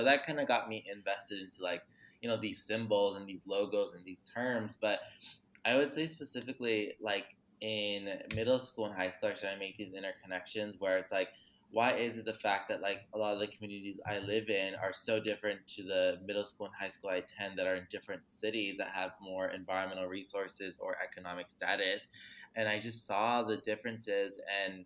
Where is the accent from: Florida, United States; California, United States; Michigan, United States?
California, United States; Los Angeles; I grew up in Los Angeles, California, known as Tongvalan